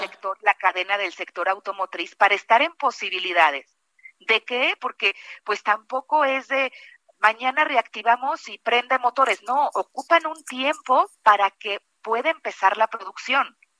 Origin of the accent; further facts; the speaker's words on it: Guanajuato, Mexico; yo que además soy de Guanajuato